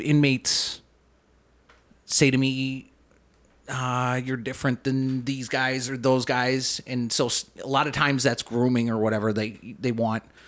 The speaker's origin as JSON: {"language": "English", "town": "Saint Paul", "region": "Minnesota", "country": "United States", "tie": "born or raised there", "also_born_or_lived": "Bloomington, Minnesota", "said": "I grew up in, I grew up in Saint Paul. Um, we moved to Saint Paul when I was in, like, fourth grade from, like, Bloomington"}